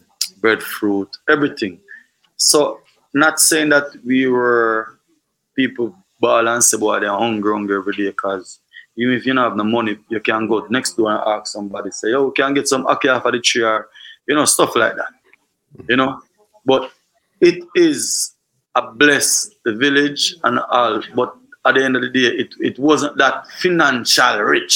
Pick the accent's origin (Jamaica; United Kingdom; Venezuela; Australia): Jamaica; Trelawny Parish; It was always fun, and it's still fun, and it's rough, but mostly fun because we always got beach and we have river in the community.